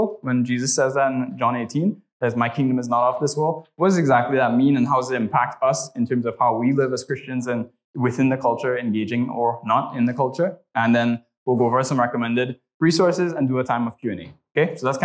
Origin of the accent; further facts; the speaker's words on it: Trinidad & Tobago; moved away; I'm originally from Trinidad and Tobago, so if you hear the accent, that's where that's from